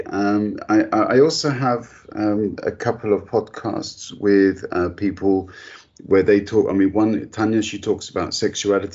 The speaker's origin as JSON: {"language": "English", "country": "United Kingdom", "tie": "born or raised there", "moved": "yes", "said": "I was born British and I grew up in the UK"}